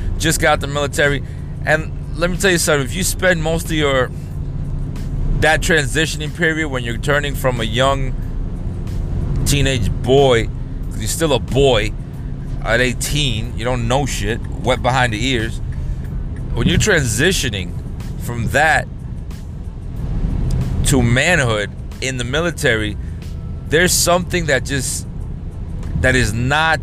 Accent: New York, United States; moved away as an adult; I came from New York

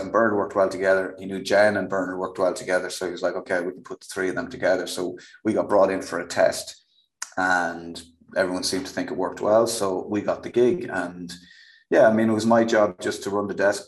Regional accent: Kildare, Leinster, Ireland; I'm from Kildare. So it was just me probably doing my own accent

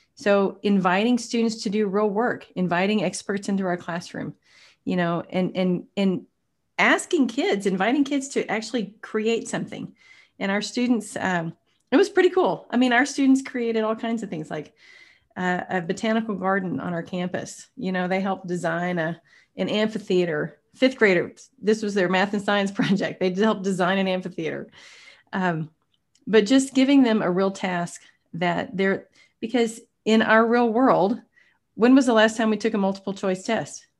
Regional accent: Tyler, Texas, United States; I'm from Texas, actually, grew up about two hours from Waco in a community called Tyler

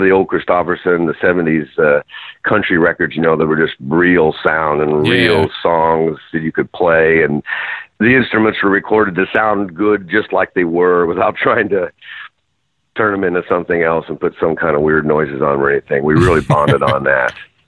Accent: Jacksonville, United States; I'm from Jacksonville.

